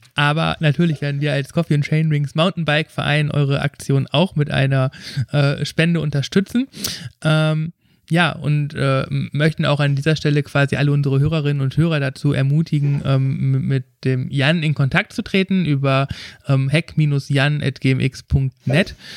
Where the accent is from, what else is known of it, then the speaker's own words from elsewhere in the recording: Ruhr area, North Rhine-Westphalia, Germany; ich komme aus dem Ruhrgebiet